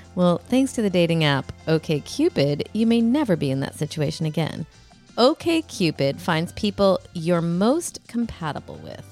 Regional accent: forty-five minutes from Madison, Wisconsin, United States; This is also forty-five minutes from my hometown.

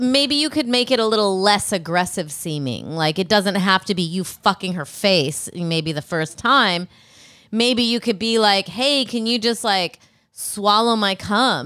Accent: Rockford, Illinois, United States; I'm from Rockford, Illinois

